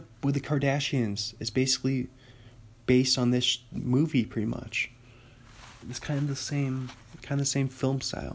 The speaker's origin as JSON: {"language": "English", "town": "Kirkland", "region": "Washington", "country": "United States", "tie": "born or raised there", "said": "I was born in Kirkland, Washington"}